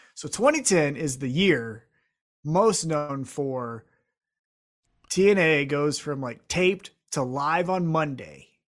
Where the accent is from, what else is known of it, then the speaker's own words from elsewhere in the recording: Independence, United States; I'm from Independence